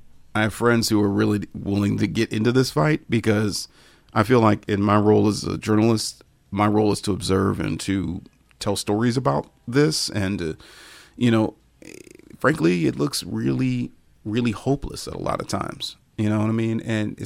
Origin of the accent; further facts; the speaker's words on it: Ohio, United States; we're both from Ohio. We both, you know, have a lot of pride in being from Ohio.